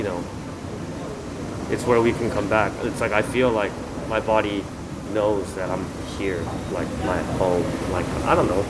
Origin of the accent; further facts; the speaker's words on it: United States; I was raised in the States